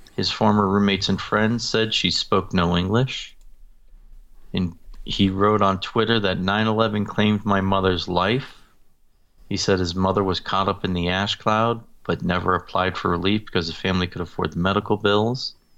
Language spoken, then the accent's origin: English; Massachusetts, United States; now in Utah, United States; I come from Massachusetts, where we had Senators Ted Kennedy and John Kerry for almost thirty years